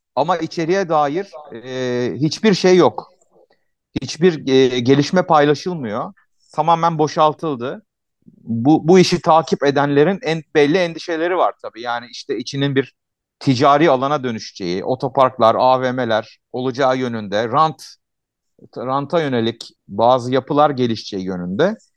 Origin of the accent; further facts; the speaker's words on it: Ankara, Turkey; Bütün çocukluğum orada geçti. Yani hani 8 yaşından 16 yaşına kadar orada yaşadım, orada büyüdüm